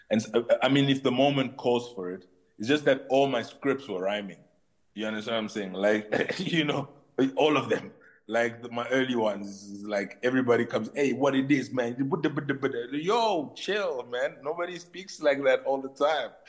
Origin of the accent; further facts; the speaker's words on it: DR Congo; In my heart, I'm Congolese. I'm Congolese. To all the Congolese people, I am Congolese.